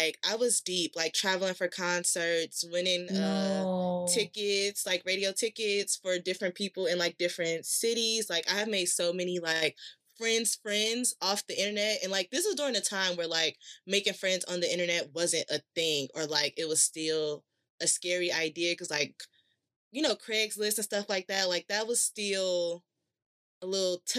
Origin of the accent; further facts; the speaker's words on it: Chicago, Illinois, United States; straight out of Chicago, South Side, city, no suburbs